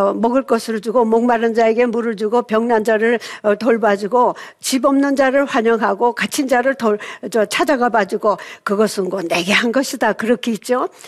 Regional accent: South Korea; moved away as an adult; now in Seattle, United States; 한국에서 어, 미국으로 35살에 1970년에 가서

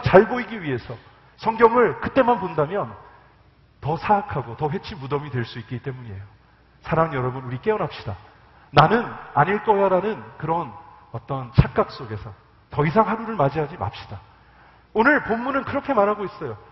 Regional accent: about an hour from San Francisco, California, United States; moved away as an adult; now in South Korea; 샌프란시스코에서 한 1시간 떨어진 곳에서 컸거든요

